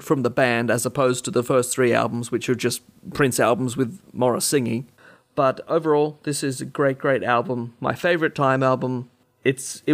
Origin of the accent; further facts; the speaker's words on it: Australia; we're Australian